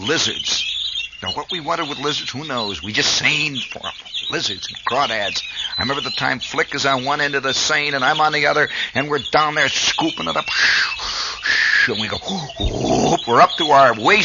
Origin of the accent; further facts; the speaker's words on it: Indiana, United States; growing up in Indiana